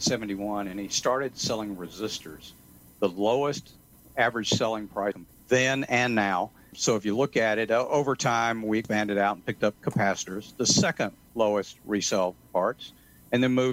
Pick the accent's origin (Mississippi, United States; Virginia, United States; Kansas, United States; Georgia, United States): Georgia, United States; Atlanta; moved away; I'm originally from Atlanta